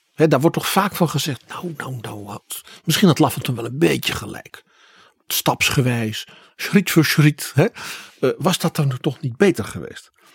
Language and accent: Dutch; Netherlands; Wij als Hollanders